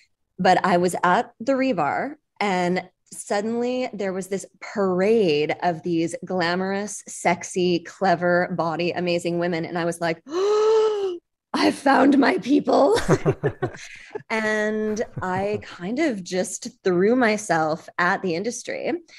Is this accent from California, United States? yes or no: yes; Los Angeles, California, United States; also born or lived in Detroit; No, I moved a ton. I was born in Detroit and I was raised in Los Angeles.